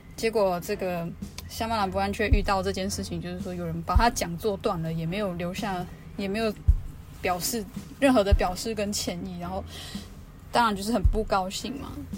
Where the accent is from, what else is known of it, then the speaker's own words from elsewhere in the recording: Luona village, Nantou County, Taiwan; 我们我的部落叫罗纳部落